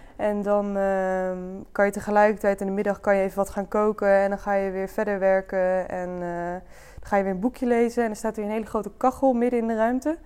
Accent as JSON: {"language": "Dutch", "town": "Dongen", "region": "North Brabant", "country": "Netherlands", "tie": "born or raised there", "lives_now": "Breda, Netherlands"}